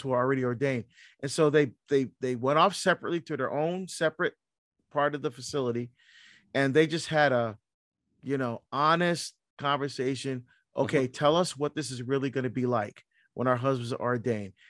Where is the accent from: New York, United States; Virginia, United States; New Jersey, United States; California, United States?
New Jersey, United States; moved away as an adult; also born or lived in Barbados; now in Oregon, United States; I grew up in New Jersey